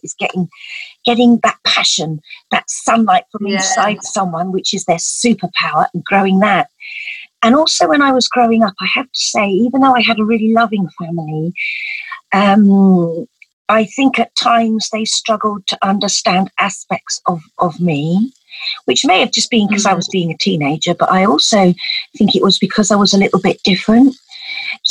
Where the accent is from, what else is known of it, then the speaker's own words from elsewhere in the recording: Essex, East of England, United Kingdom; I grew up in Essex, that's where I was born